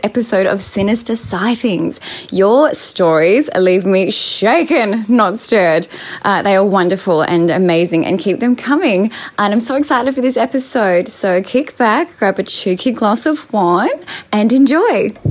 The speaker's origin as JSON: {"language": "English", "town": "Perth", "region": "Western Australia", "country": "Australia", "said": "from sunny Perth, Australia. If you couldn't tell by my accent"}